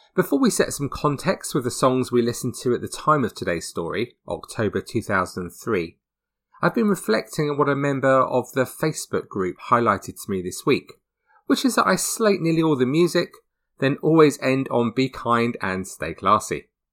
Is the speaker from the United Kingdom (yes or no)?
yes; Hertford, East of England, United Kingdom; just a few miles from where I grew up in Hertford